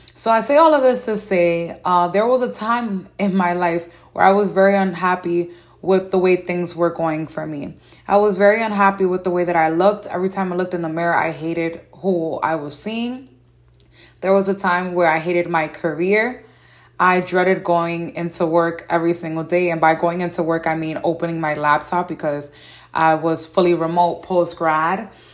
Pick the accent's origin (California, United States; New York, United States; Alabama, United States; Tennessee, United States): New York, United States; New York City; As a young lady growing up in New York City and still living here